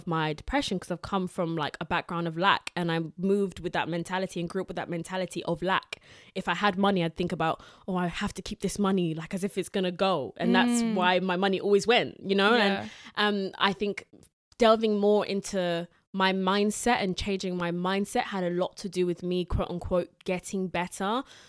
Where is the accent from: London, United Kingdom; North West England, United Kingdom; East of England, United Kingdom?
East of England, United Kingdom; Southend-on-Sea; I'm from Southend-on-Sea.